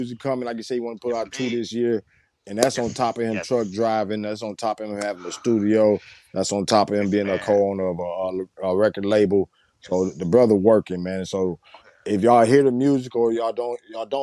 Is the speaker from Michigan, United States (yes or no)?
yes; Saginaw, Michigan, United States; moved away; repping Sag